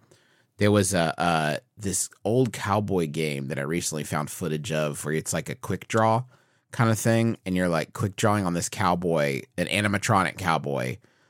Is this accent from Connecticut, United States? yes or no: no; Huntington, West Virginia, United States; we grew up in Huntington, West Virginia.